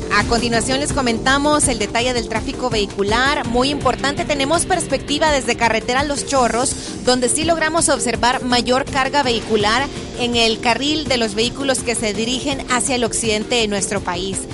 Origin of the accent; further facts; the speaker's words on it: El Salvador; nosotros como salvadoreños